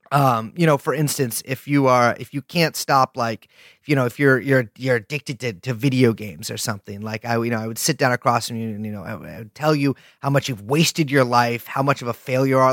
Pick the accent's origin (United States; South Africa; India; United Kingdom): United States; California; we're both from California